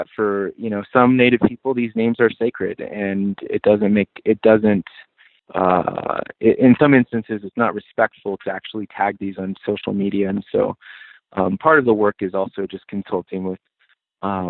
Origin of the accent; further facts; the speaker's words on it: Four Corners, United States; now in Colorado, United States; I'm from the Navajo Nation